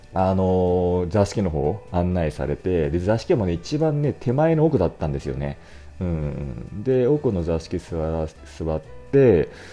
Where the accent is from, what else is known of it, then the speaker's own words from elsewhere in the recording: Otsuka, Tokyo, Japan; 私の実家は大塚なんですが